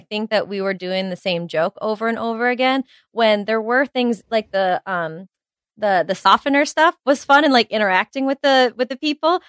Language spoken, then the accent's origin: English; New York City, New York, United States; being a New Yorker